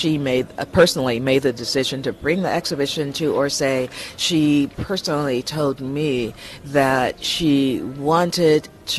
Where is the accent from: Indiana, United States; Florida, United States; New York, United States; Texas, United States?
New York, United States; New York City; from New York, New York City in the USA.